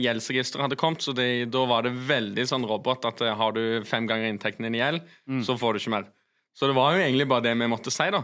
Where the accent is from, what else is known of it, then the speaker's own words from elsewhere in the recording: Sola, Rogaland, Norway; jeg er jo egentlig fra Sola